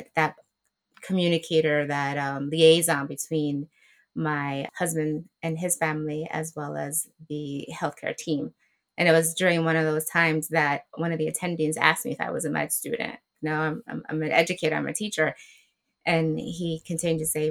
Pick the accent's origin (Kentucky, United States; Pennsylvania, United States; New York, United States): New York, United States; New York City; So I am a proud Afro-Latina from the Boogie Down Bronx, born and raised.